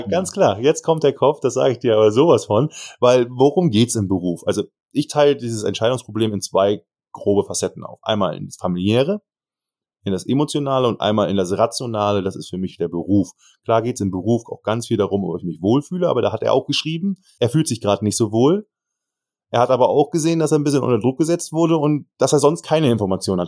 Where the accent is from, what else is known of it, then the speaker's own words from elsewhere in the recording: Germany; Kiel, Hamburg, ich komme ja sogar aus der Ecke